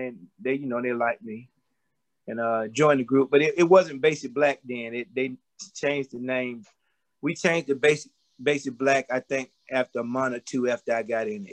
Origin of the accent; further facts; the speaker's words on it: Columbus, Georgia, United States; moved away as an adult; also born or lived in New York; From Columbus, Georgia, USA